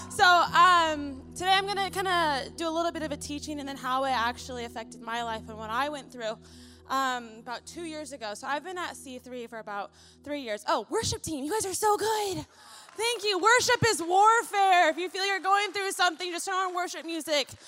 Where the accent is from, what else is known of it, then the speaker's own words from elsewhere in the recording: Philippines; Also, I'm really loud. I'm Filipino, so you might want to turn the, the mic down a little bit.